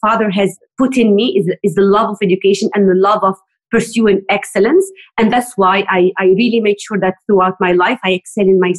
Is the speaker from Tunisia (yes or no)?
yes; Tunisia; moved away as an adult; also born or lived in Montreal, Canada / London, United Kingdom; now in United Kingdom; I am originally from Tunisia.